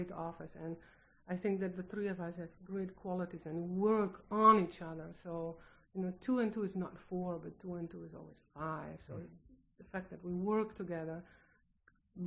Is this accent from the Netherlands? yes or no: yes; Netherlands; English is a second language; now in United States; I'm from the Netherlands